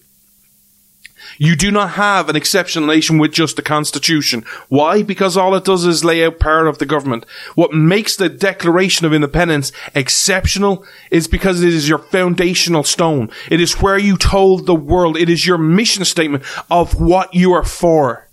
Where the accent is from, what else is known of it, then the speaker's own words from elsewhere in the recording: Ireland; as an Irishman, as an outsider